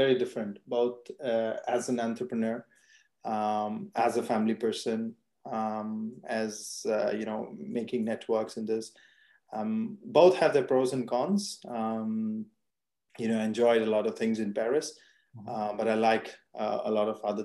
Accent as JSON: {"language": "English", "country": "India", "tie": "born or raised there", "also_born_or_lived": "France", "moved": "as an adult", "lives_now": "Germany", "said": "born and brought up in India and then moved to Germany."}